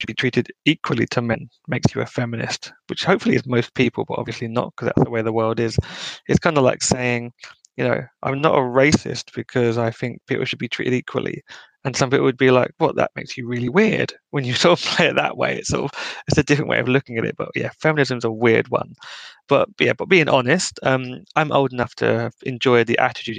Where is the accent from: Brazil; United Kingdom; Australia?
United Kingdom; being a Brit